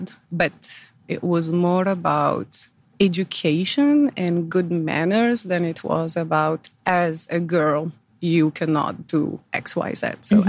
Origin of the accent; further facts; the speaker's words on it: Algeria; born there; So I was born in Algeria. I'm the eldest of three daughters.